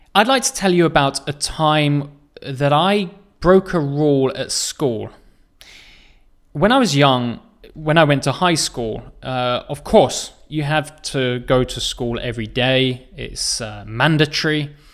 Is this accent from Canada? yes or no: no; England, United Kingdom; I am from England